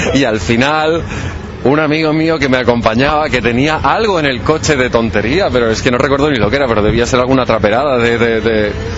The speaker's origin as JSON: {"language": "Spanish", "town": "Balaguer", "region": "Catalonia", "country": "Spain", "tie": "born or raised there", "said": "Tenía 12 años y había una discoteca, yo soy de Balaguer, en Lleida es la segunda capital de comarca"}